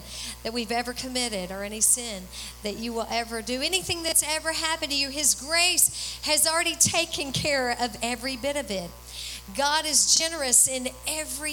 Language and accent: English; Texas, United States; we're from Texas